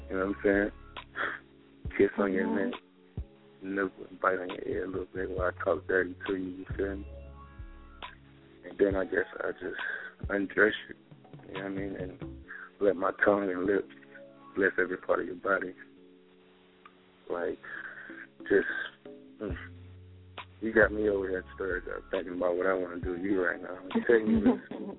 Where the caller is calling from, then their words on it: South Carolina, United States; I'm calling from South Carolina.